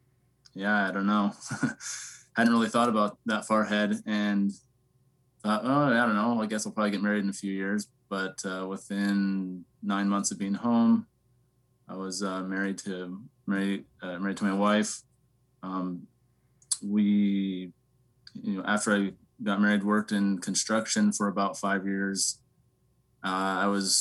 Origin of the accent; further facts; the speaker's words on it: Lethbridge, Alberta, Canada; I grew up in Southern Alberta, Canada. Lethbridge is my hometown.